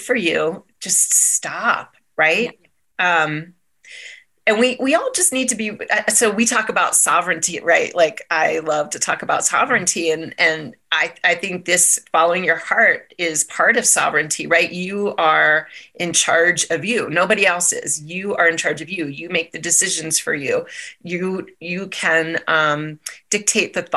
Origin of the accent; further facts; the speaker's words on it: Maryland, United States; moved away as an adult; also born or lived in San Diego; now in Colorado, United States; so I grew up in Maryland. I lived there for most of my life.